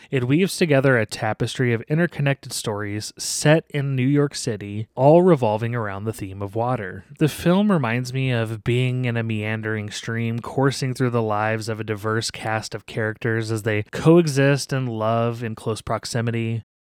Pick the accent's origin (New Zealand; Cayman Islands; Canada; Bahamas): New Zealand; I'm a journalist from New Zealand.